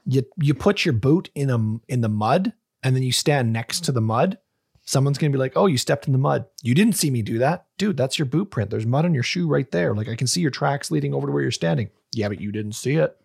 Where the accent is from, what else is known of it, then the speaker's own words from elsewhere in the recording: Canada; a fucking Canadian